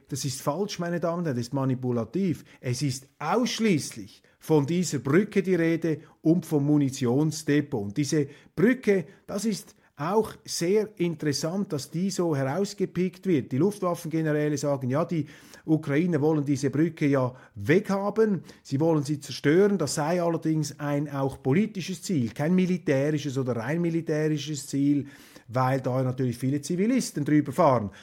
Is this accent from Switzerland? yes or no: yes; Switzerland; als Schweizer